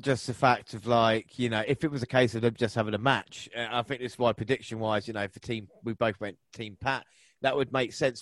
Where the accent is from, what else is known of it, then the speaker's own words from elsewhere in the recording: England, United Kingdom; we're so English